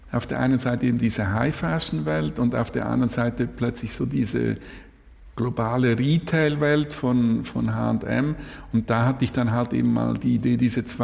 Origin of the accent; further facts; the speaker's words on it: Zurich, Switzerland; Oh, ich komme aus, aus der Nähe von Zürich.